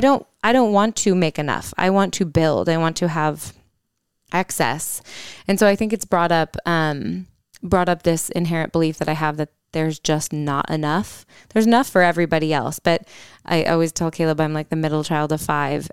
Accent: Holland, Michigan, United States; moved away; we're in my hometown right now. We're in Holland, Michigan

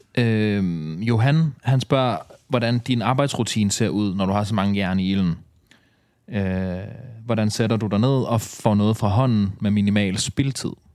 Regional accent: Ballerup, Capital Region of Denmark, Denmark; jeg er jo opvokset noget af min barndom i Ballerup

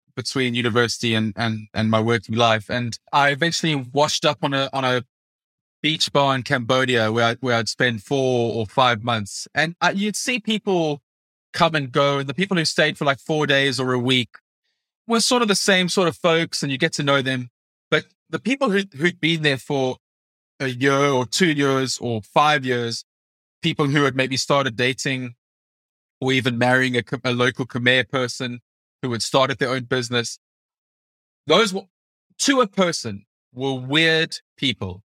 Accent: South Africa; moved away as an adult; now in United Kingdom; I'm a South African born journalist living and working in the U K.

